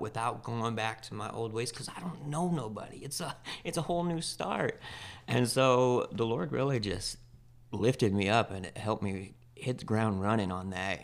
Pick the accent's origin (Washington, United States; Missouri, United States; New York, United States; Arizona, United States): Washington, United States; Spokane; I come from Spokane, Washington. I was born and raised there pretty much.